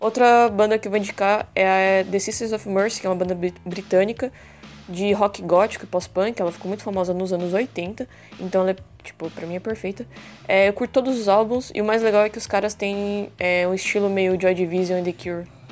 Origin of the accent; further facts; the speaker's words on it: São Paulo, Brazil; moved away as an adult; now in Ilha Comprida, Brazil; Eu sou de São Paulo, mas moro no litoral de Ilha Comprida há alguns anos.